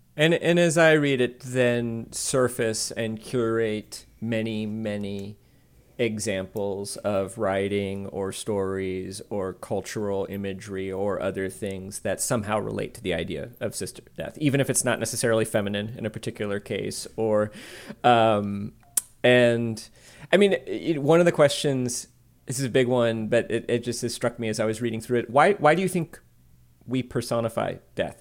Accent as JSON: {"language": "English", "region": "the South", "country": "United States", "tie": "born or raised there", "said": "I grew up in the South in a community that I now realize was rather religious"}